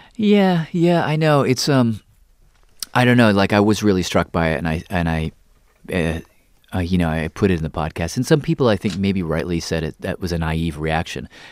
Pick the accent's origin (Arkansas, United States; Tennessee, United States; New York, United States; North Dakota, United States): Tennessee, United States; Nashville; moved away; I grew up in Tennessee, so I grew up in the South